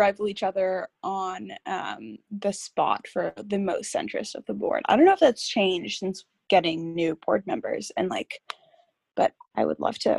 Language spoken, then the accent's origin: English; Winnetka, Illinois, United States; I'm from Winnetka, the north suburbs of Chicago